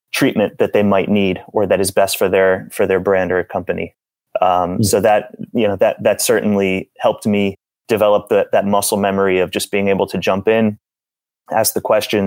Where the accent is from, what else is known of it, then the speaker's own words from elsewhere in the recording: South Florida, United States; I'm from South Florida